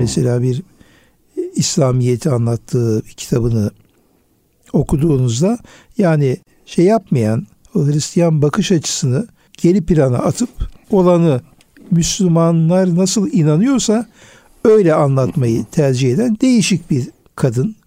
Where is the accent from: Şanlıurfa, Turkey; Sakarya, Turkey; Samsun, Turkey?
Şanlıurfa, Turkey; Urfa; Benim de memleketim olduğu için Urfa'yı